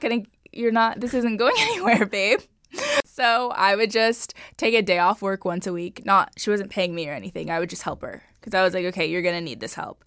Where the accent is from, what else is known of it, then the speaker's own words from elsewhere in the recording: Los Angeles, California, United States; Los Angeles, Sherman Oaks. Um, grew up here my whole life